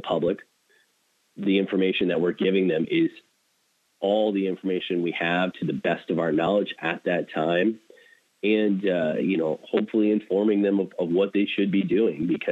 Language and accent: English; Erie, Pennsylvania, United States; now in Toledo, United States; I grew up in Erie, Pennsylvania.